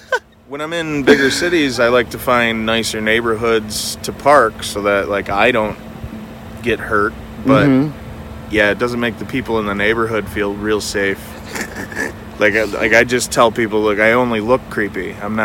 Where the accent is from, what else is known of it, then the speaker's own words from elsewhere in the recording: Appleton, Wisconsin, United States; Wisconsin, Appleton, Wisconsin.